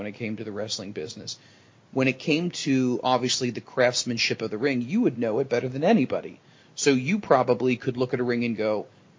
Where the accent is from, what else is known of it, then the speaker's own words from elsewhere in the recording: Ohio, United States; Sorry, I'm from Ohio.